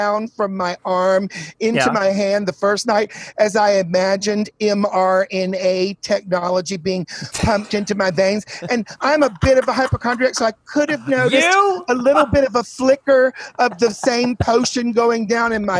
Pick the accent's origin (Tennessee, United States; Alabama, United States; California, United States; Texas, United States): Tennessee, United States; Chattanooga; moved away as an adult; also born or lived in Wilmington, North Carolina / Atlanta / New York; lived a couple other places, but was in Chattanooga by age 5